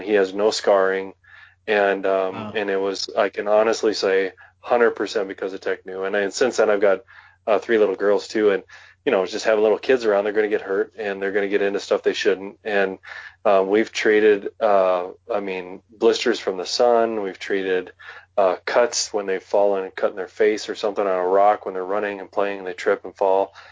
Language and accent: English; western North Dakota, United States; now in Wyoming, United States; growing up in North Dakota, um, the eastern side of the state is more humid